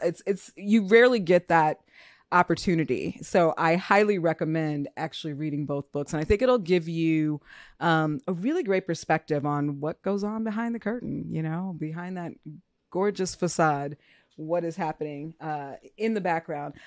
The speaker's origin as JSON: {"language": "English", "region": "Minnesota", "country": "United States", "tie": "born or raised there", "said": "I was born in Minnesota"}